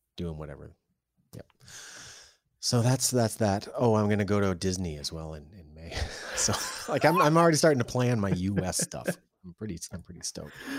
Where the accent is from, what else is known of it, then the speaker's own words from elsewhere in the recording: Canada; February is tough as a Canadian